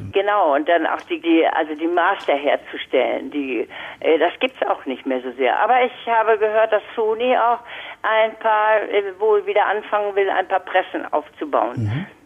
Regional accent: Lübeck, Schleswig-Holstein, Germany; ich bin in Lübeck aufgewachsen

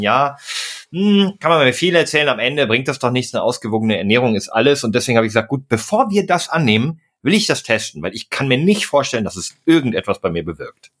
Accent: Münsterland, North Rhine-Westphalia, Germany; ich bin im, im Münsterland aufgewachsen

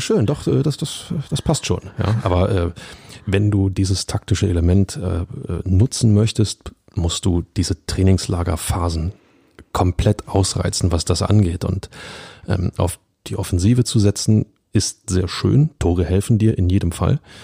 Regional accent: Berlin, Germany; als Berliner

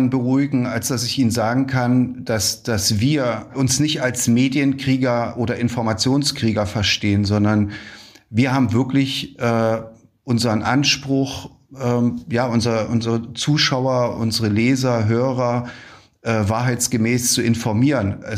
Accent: Ukraine; Wir haben uns gesagt als Ukrainer, wir machen das nicht. Wir greifen auch keine Ziele in Weißrussland an.

